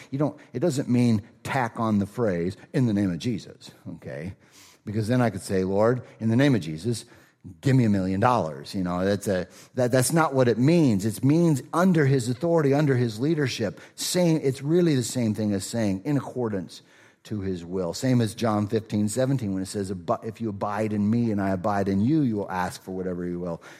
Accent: Rochester, Minnesota, United States; moved away; I'm from Rochester

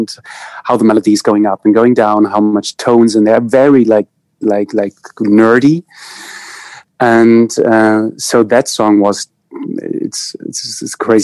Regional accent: East Germany, Germany; English is a second language; I grew up in East Germany. So like the GDR

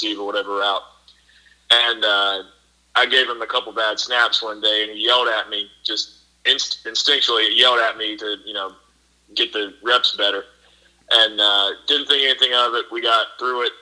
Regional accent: Durham, North Carolina, United States; people I grew up with in Durham

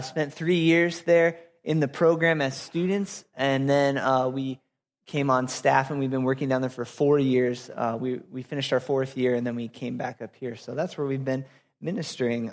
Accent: Apple Valley, Minnesota, United States; moved away as an adult; also born or lived in Florida; I grew up in Apple Valley, Minnesota

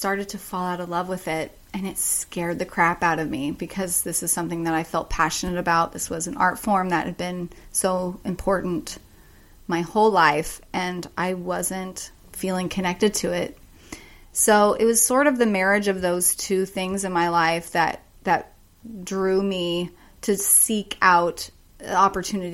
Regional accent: Sacramento, California, United States; moved away as an adult; also born or lived in Cincinnati / New York; I grew up in Sacramento

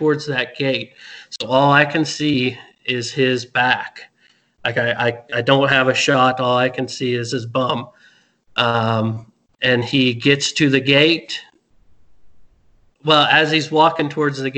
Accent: Midwest, United States; growing up in the Midwest, hunting out of a tree stand

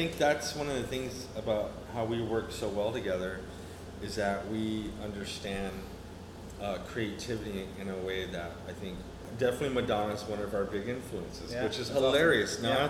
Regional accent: Houston, Texas, United States; born there; also born or lived in El Paso / New Mexico; I was born in Houston, Texas, and my parents were missionary workers, so they were always moving around in the state of Texas. And we lived in El Paso for a little bit.

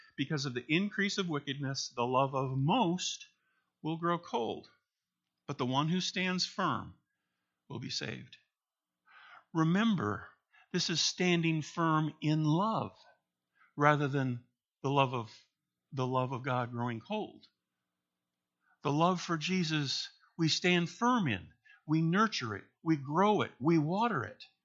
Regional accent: Minnesota, United States; moved away as an adult; now in Michigan, United States; we grew up in Minnesota, and then in a career in the Army, we moved around

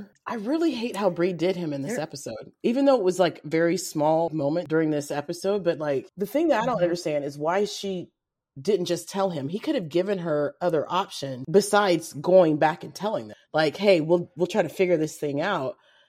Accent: Kentucky, United States; accent: Kentucky twang; I've got a Kentucky twang.

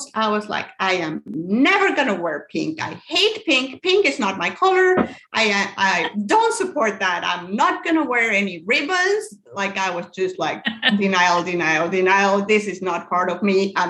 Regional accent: Mexico; moved away as an adult; now in United States; I'm actually from Mexico, but I live here in the United States. I've been living here for 10 years now.

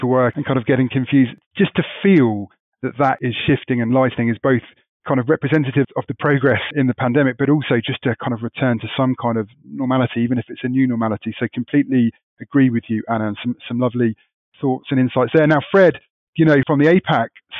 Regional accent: England, United Kingdom; obviously I'm English

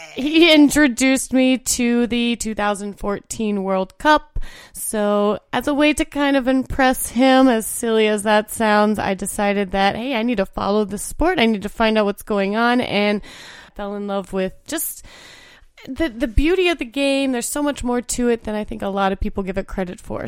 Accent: Indiana, United States; born or raised there

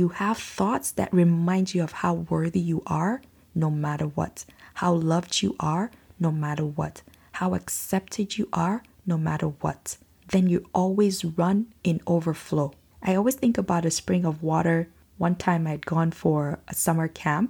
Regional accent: Nigeria; now in Canada; Growing up in Nigeria

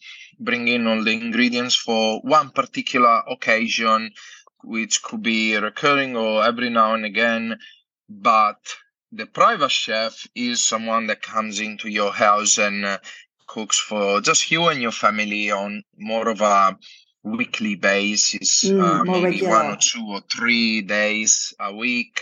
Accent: Italy; moved away as an adult; now in Australia; I'm from Italy and I'm a chef

